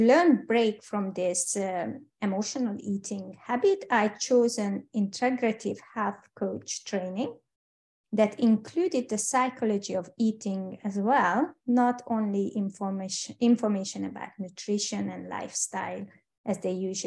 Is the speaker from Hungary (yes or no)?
yes; Hungary; English is a second language; moved away as an adult; also born or lived in United Kingdom / Switzerland; I'm Hungarian, by the way, and hope you don't mind my accent